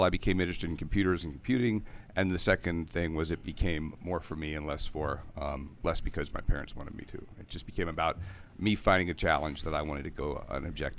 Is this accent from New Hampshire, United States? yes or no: no; Severna Park, Maryland, United States; I grew up in Severna Park, Maryland.